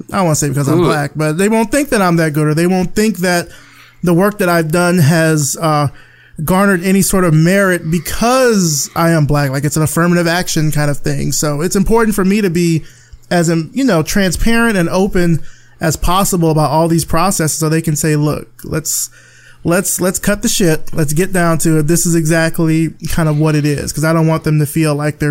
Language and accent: English; Alabama, United States; now in Atlanta, United States; I come from the country in Alabama